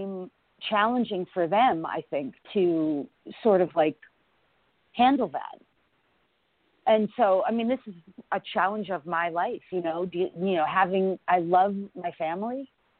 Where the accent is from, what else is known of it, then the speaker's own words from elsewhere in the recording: Larchmont, New York, United States; also born or lived in Bronx, New York; I was born in the Bronx, New York, in a very sort of low-income area. But I, as a young girl, lived in Larchmont, New York. So until college, I lived in Larchmont, New York